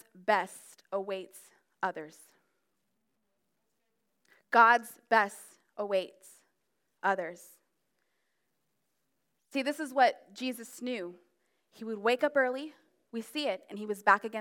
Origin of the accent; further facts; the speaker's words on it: Florida, United States; also born or lived in New Jersey; now in Maryland, United States; Even though I was born in Jersey, I mean, I've been raised in Florida, and that's considered the South